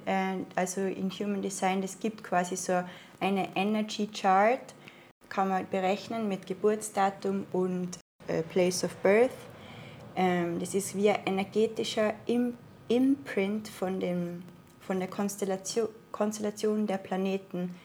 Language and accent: German; Innsbruck, Tyrol, Austria; accent: Austrian dialect; moved away as an adult; now in Portugal; ich komme aus Tirol in Österreich, bin in Innsbruck geboren und ähm, war eigentlich einen Großteil meines Lebens auch dort